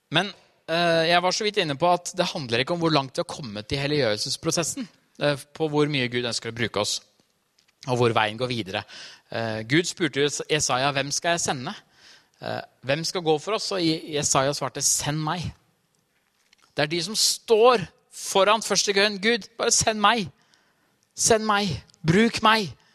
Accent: Trysil, Innlandet, Norway; moved away; jeg har vokst opp Trysil, på Trysilfjellet

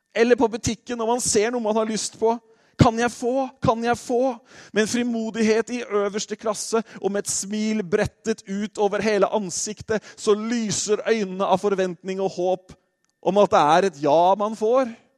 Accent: Norway; vi nordmenn

